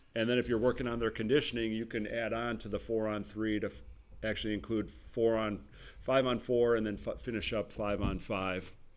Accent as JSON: {"language": "English", "town": "Wauwatosa", "region": "Wisconsin", "country": "United States", "said": "I'm from Wauwatosa, so Gillies on, on Blue Mound"}